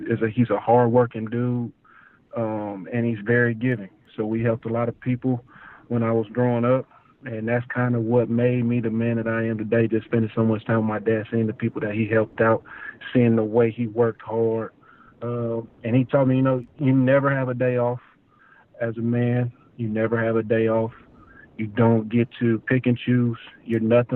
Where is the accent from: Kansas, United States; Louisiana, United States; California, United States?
Kansas, United States; Wichita; moved away as an adult; now in Texas, United States; Being a kid in Wichita, I grew up in South City, Wichita